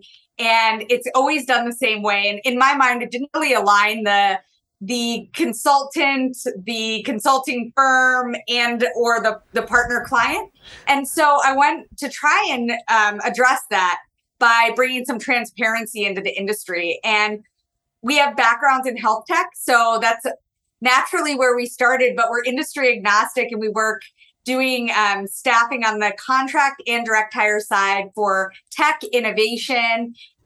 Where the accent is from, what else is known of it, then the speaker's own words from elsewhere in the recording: East Coast, United States; now in Wisconsin, United States; I'm originally from the East Coast, spent a little time on the West Coast and then landed in the Midwest here. And Wisconsin is where I call home